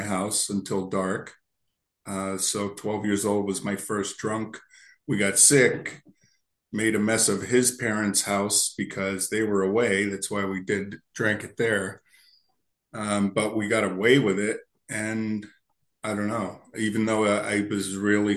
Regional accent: Berwick, Pennsylvania, United States; also born or lived in Lancaster, Pennsylvania; I grew up in Berwick, Pennsylvania, a little s steel town

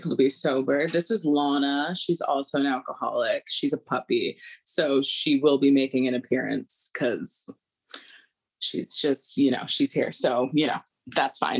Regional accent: Seattle, Washington, United States; moved away as an adult; also born or lived in Honolulu, Hawaii / New York; I grew up in Seattle, Washington, and Honolulu, Hawaii

